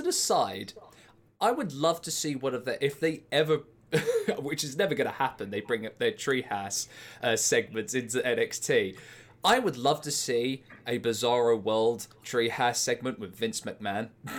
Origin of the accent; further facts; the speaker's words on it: United Kingdom; As a British wrestling fan